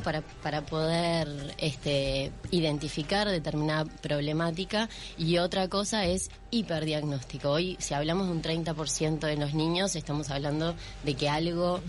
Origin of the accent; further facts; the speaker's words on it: Uruguay; soy una uruguaya más